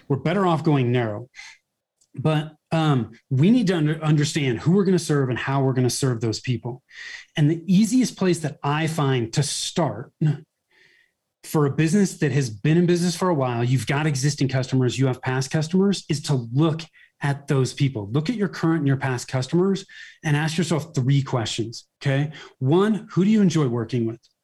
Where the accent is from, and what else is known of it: Bay Area, Northern California, United States; born or raised there; moved away as an adult; now in Denver metro area, United States